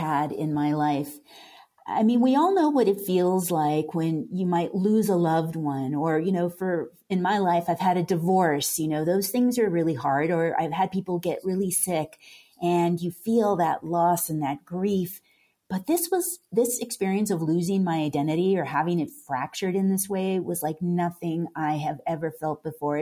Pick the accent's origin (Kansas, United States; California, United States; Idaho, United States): California, United States; Carpinteria; moved away; also born or lived in Santa Fe; I grew up in Southern California in Carpinteria